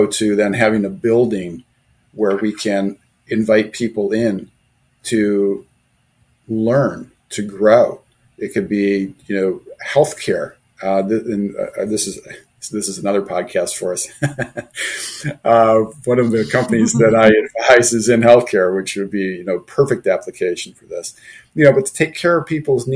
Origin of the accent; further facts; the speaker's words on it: Detroit, Michigan, United States; I grew up in the Detroit area